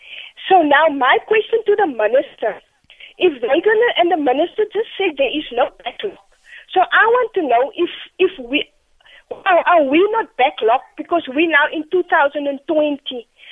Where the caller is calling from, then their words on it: Cape Town, Western Cape, South Africa; I'm phoning from Cape Town, Delft.